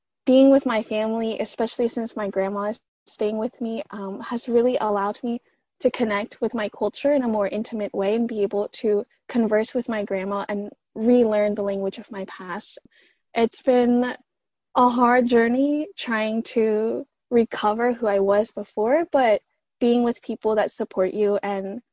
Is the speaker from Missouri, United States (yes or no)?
no; Atlanta, Georgia, United States; also born or lived in Princeton; back in my hometown, so I live in Atlanta